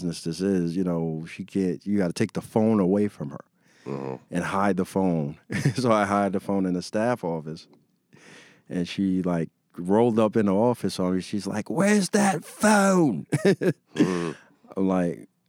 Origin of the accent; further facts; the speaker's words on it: New York City, New York, United States; I grew up in New York City in Queens. Yeah, I, like, lived in the same neighborhood, basically, all my life.